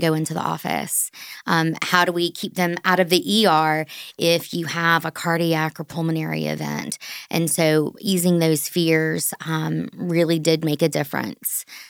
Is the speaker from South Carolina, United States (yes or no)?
yes; Orangeburg, South Carolina, United States; as I grew up in Orangeburg, South Carolina